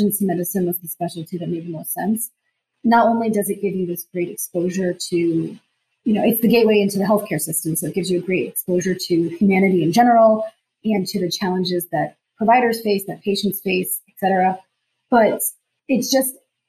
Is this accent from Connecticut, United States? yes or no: yes; Danbury, Connecticut, United States; moved away as an adult; now in Atlanta, United States; I am from Danbury, Connecticut, which is a city that probably no one has heard of.